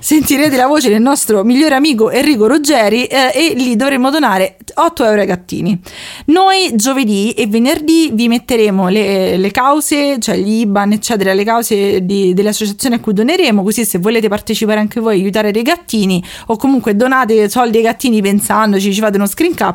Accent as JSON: {"language": "Italian", "town": "Rome", "region": "Lazio", "country": "Italy", "accent": "Roman"}